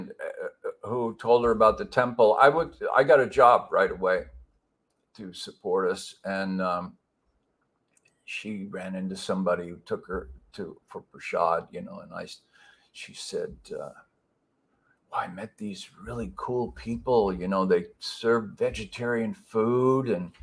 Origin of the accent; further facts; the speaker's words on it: Pasadena, California, United States; I grew up in Southern California in a Los Angeles suburb called Pasadena